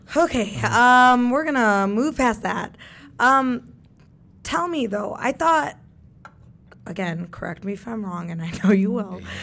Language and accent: English; Kentucky, United States; I grew up in Kentucky